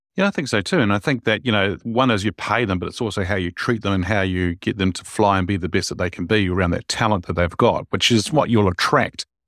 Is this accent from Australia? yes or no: no; New Zealand; I'm a Kiwi